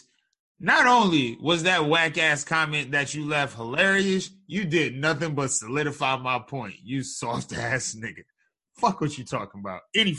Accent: Detroit, Michigan, United States; I'm from Detroit.

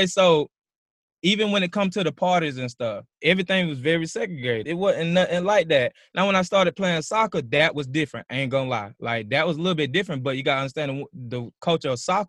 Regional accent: South Carolina, United States; moved away as an adult; also born or lived in Oklahoma / Europe; I'm coming from South Carolina

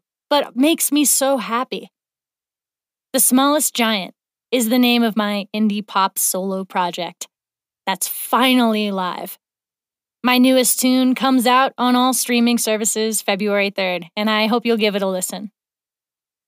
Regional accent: East Coast, United States; now in Nederland, United States; I'm from the East Coast

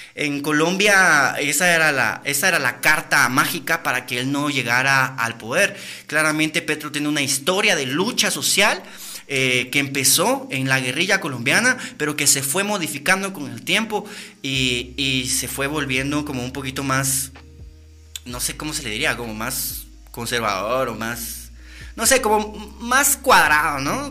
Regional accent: Guatemala; nosotros realmente como guatemaltecos que vivimos y caminamos todos los días en las calles

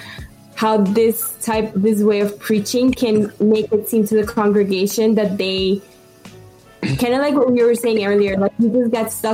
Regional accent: Colombia; now in United States; growing up in Colombia, I grew up Catholic

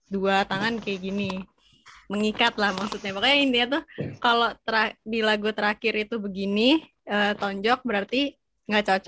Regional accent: Bandung, West Java, Indonesia; Lebih banyak uh, apa menghabiskan waktu ma masa SD lebih baik di Bandung kan.

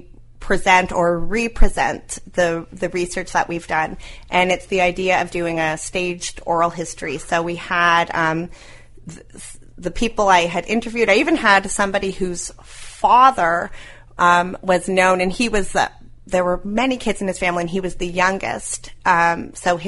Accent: Toronto, Ontario, Canada; moved away as an adult; also born or lived in New York; now in St. John's, Canada; I grew up in Toronto. I went to New York, and I had gone from New York to St. John's

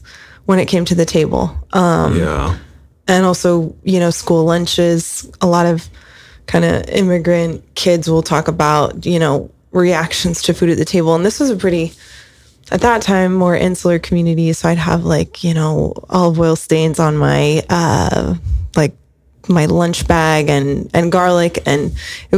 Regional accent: Spring Lake, New Jersey, United States; now in Ojai, United States; my early years, which were in the Jersey Shore

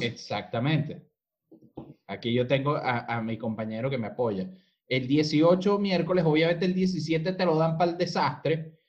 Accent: Venezuela; now in Chile; nosotros que, eh, eh, que venimos de Venezuela

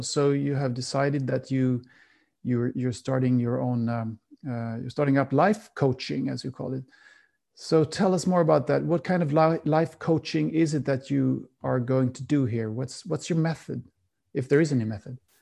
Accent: Sweden; I'm from Sweden and Sweden has a very cold climate

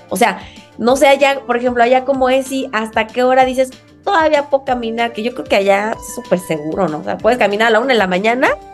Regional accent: Mexico; accent: muy mexicano; mi acento, muy mexicano

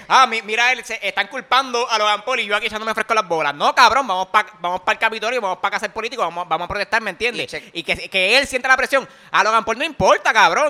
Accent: Puerto Rico; yo soy millonario boricua

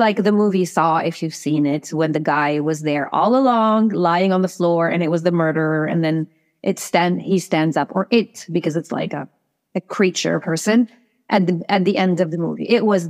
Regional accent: Cairo, Cairo Governorate, Egypt; I'm from Cairo.

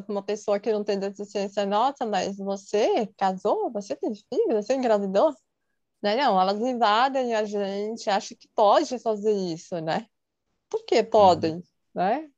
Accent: São Paulo, Brazil; tenho 35 anos, sou de São Paulo

